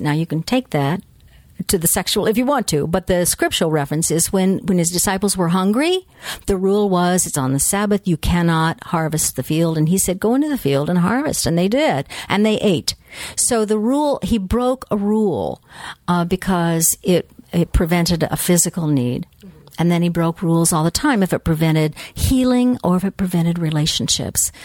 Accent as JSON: {"language": "English", "country": "United States", "said": "we as American North Americans"}